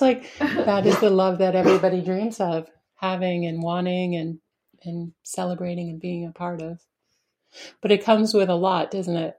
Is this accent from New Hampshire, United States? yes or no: yes; Spofford, New Hampshire, United States; also born or lived in Keene, New Hampshire; I grew up in Spofford, New Hampshire